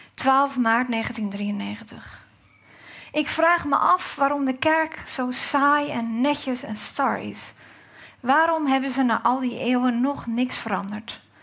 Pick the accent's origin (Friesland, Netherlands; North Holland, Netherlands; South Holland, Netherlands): South Holland, Netherlands; Gouda; dat ik uit Gouda kom